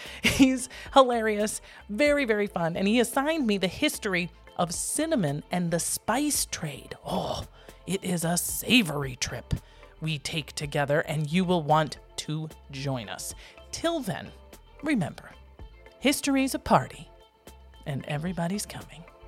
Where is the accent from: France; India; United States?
United States; as an American